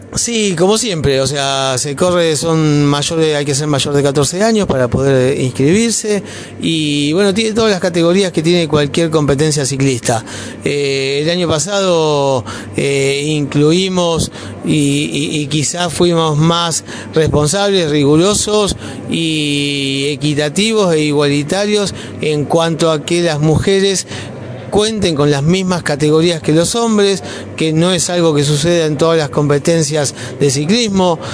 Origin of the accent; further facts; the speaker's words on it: Río Grande, Tierra del Fuego, Argentina; somos, ¿no? Riograndenses